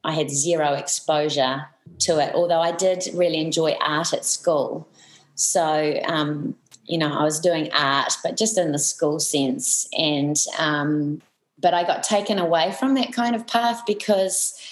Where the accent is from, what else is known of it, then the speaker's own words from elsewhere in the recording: Pukekohe, Auckland, New Zealand; I grew up in Pukekohe